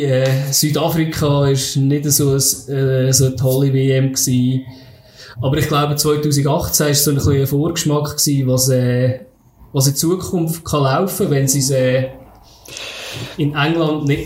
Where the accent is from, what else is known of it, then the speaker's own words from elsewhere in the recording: Switzerland; Also, die Schweiz ist so in der Zeit, wo ich aufgewachsen bin und mich für Fußball interessiert habe, ja, jetzt nicht so spektakulär gewesen.